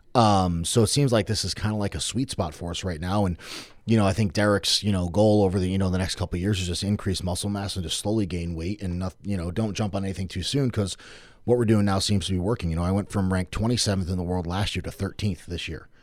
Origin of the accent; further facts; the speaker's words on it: Norwich, Connecticut, United States; I grew up in Norwich